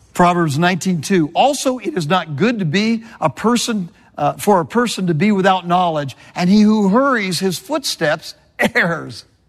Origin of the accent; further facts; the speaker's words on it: California, United States; moved away; I'm from California